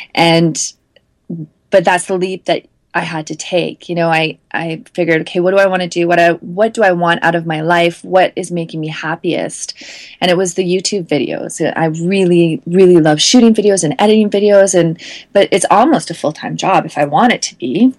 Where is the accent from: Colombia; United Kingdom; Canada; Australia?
Canada; as a Canadian